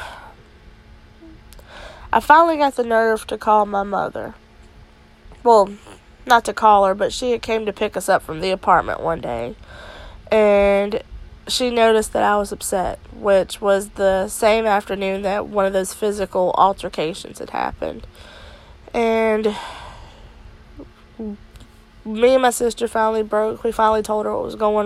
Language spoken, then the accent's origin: English; Altavista, Virginia, United States; I am from Alta Vista, Virginia